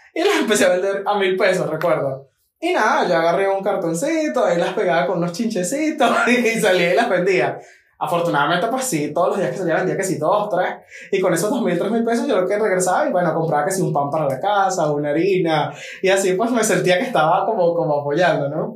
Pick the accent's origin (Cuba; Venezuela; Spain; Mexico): Venezuela; Maracay, Aragua; moved away as an adult; also born or lived in Villa de Cura; now in Medellín, Colombia; Yo nací en Villa de Cura, pero a los dos añitos nos mudamos para Maracay y básicamente crecí allá